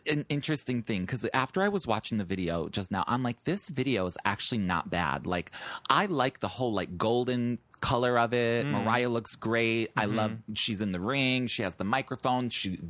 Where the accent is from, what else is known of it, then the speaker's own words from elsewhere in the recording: Chicago, Illinois, United States; moved away as an adult; now in New York, United States; I'm just white, and I'm from Chicago